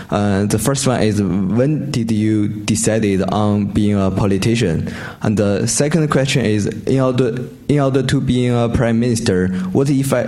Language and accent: English; China; moved away as an adult; also born or lived in Australia; I come from China, but I studied in Australian National University for Economics and International Relations last year.